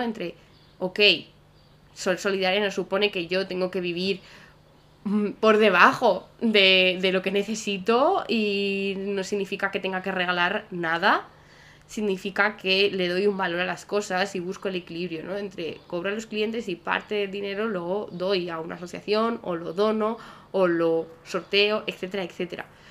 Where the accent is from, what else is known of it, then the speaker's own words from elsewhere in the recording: Salamanca, Castile and León, Spain; Salamanca, que es de donde yo soy